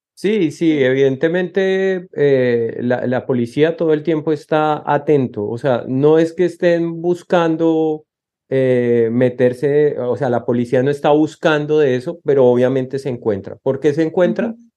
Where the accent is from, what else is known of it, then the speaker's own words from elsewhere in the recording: Colombia; moved away as an adult; now in Texas, United States; Nosotros como colombianos